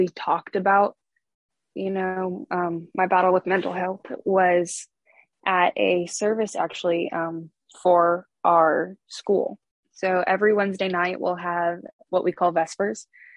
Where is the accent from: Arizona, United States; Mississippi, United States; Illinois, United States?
Illinois, United States; Aurora; I am from Aurora, Illinois, originally. So I was born and raised in the Chicago metro area